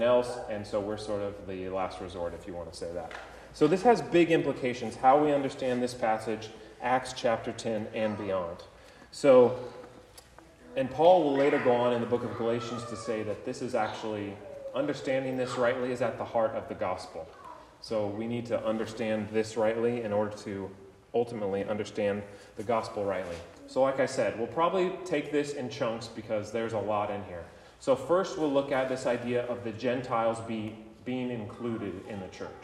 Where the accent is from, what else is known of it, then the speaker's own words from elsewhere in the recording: United States; We are American.